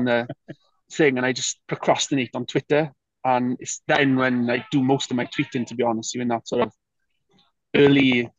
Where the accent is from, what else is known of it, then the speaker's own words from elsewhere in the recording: Wales, United Kingdom; moved away; being a Welsh person away from Wales